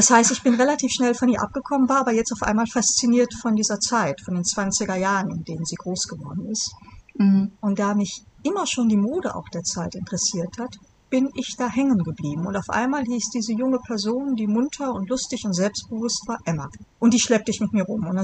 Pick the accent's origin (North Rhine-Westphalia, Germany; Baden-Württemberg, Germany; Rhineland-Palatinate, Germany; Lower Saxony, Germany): North Rhine-Westphalia, Germany; Bonn; ich bin geboren in Bonn